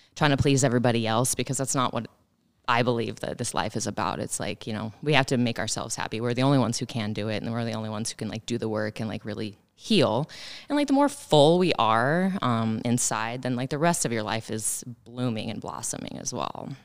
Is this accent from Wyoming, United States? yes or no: yes; Moorcroft?, Wyoming, United States; moved away as an adult; also born or lived in Greeley, Colorado; now in Sheridan, United States; I'm originally from Wyoming. I grew up over the mountain in Moreland.